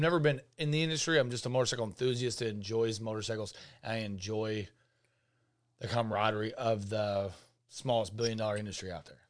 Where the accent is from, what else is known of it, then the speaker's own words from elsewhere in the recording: Nebraska, United States; I am from Nebraska